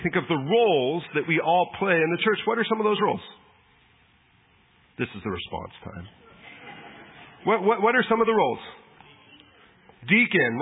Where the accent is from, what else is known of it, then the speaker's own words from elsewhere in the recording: San Diego, California, United States; I grew up in San Diego, grew up a Padre fan.